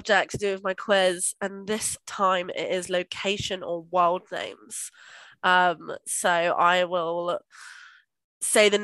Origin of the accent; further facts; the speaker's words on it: Somerset, South West England, United Kingdom; I'm just from Somerset